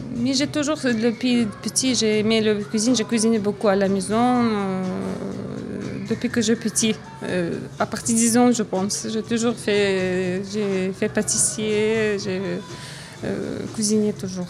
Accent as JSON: {"language": "French", "region": "Dagestan", "country": "Russia", "second_language": "French", "moved": "as an adult", "lives_now": "France", "said": "je viens de Russie, je suis dagestanaise"}